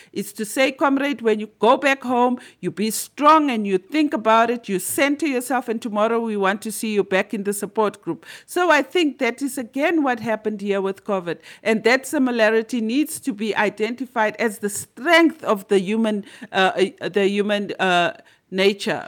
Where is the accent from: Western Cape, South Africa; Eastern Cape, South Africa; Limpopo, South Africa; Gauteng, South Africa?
Limpopo, South Africa; I'm from Limpopo and we are known as the magic province.